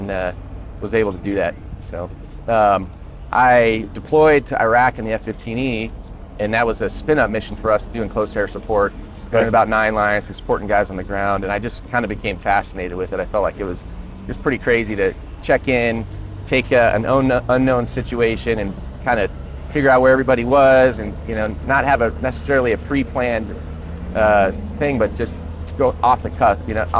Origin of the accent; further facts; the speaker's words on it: Colorado, United States; I grew up in Colorado.